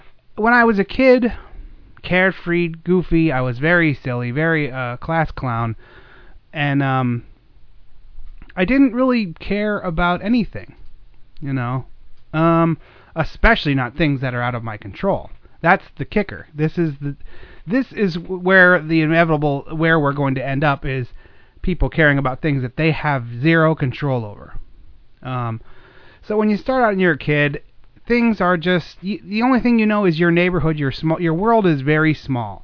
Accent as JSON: {"language": "English", "country": "United States", "said": "as being an American"}